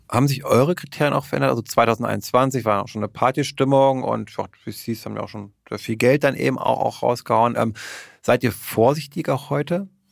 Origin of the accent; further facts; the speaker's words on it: Berlin, Germany; als Berliner